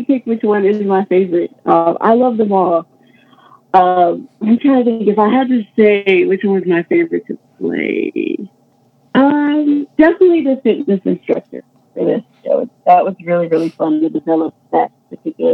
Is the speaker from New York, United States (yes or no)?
yes; New York City, New York, United States; growing up in Queens, New York